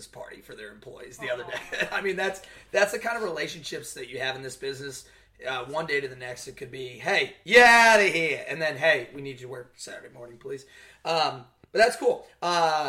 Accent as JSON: {"language": "English", "town": "Wichita", "region": "Kansas", "country": "United States", "tie": "born or raised there", "said": "I was born in Wichita, and I don't like to ever admit that I'm from the same state as Mike."}